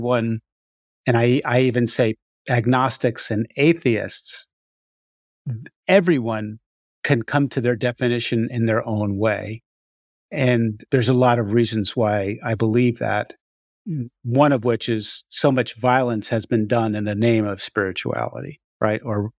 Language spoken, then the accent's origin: English; Far Rockaway, New York, United States; I grew up in Far Rockaway, New York, which is a very Hasidic, right around that area, and went to a Hasidic Hebrew school.